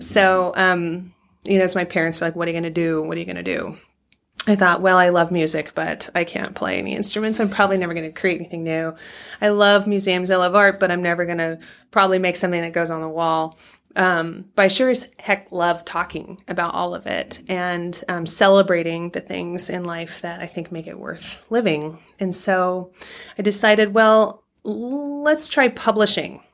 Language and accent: English; California, United States; now in Oregon, United States; I grew up in California